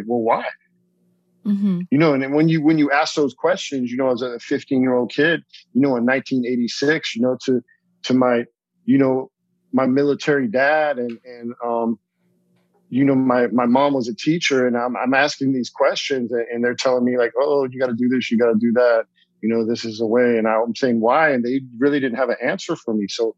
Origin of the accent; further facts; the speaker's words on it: California, United States; So I grew up, you know, born and raised in Southern California, except for my time overseas.